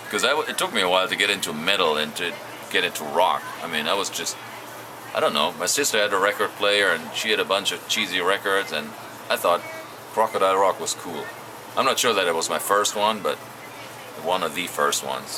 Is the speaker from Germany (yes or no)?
yes; Germany; We grew up in Germany